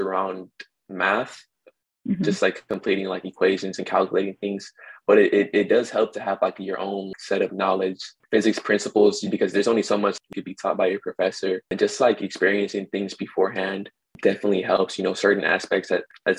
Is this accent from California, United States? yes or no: yes; Los Angeles, California, United States; I'm from Los Angeles, from South